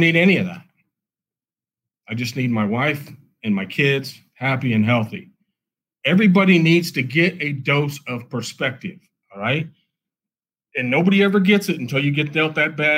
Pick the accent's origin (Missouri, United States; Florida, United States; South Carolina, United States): Missouri, United States; Kansas City; I'm from Kansas City, been here, born and raised my whole life